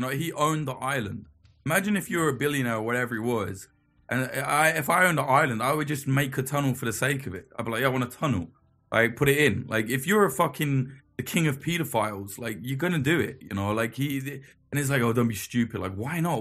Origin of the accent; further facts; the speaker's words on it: United Kingdom; us being British